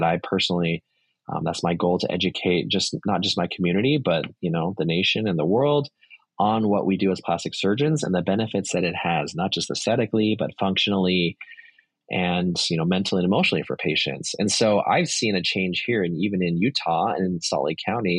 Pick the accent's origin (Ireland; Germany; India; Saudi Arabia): Saudi Arabia; I grew up in Saudi Arabia, very, very different culture, much more conservative.